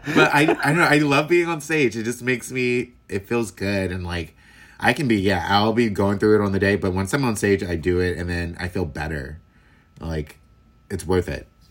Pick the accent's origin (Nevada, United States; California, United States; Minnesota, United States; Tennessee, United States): California, United States; Los Angeles; also born or lived in Inglewood / Oakland; now in San Francisco Bay Area, United States; I'm originally from Los Angeles and I moved up here in twenty, uh, two thousand nine